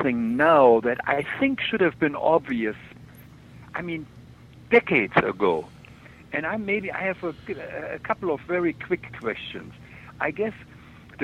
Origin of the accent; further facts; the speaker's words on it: Germany; moved away; when I grew up in Germany